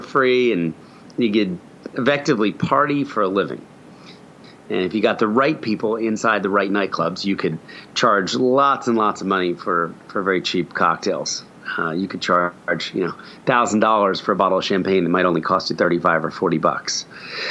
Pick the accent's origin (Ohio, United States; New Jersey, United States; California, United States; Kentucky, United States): New Jersey, United States; moved away as an adult; also born or lived in Philadelphia / New York City; I was born in Philadelphia and raised in a very conservative Christian home in New Jersey. So moving to New York City at 19 years old